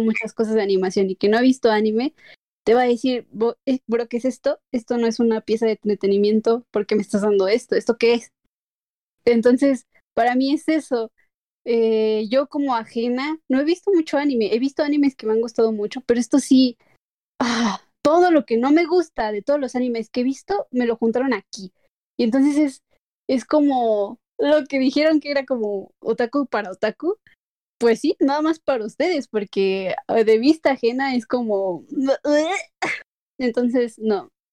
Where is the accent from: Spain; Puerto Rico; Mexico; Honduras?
Mexico; yo como mexicana